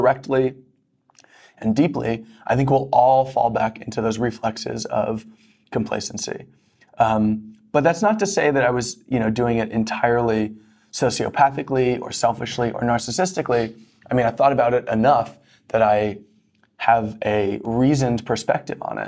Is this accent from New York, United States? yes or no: yes; New York, United States; I grew up in New York in the 90s